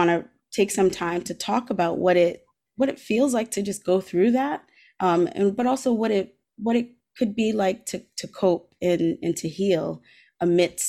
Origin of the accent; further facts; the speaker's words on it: Providence, Rhode Island, United States; I grew up in Providence, and I grew up through, you know, in low income neighborhoods.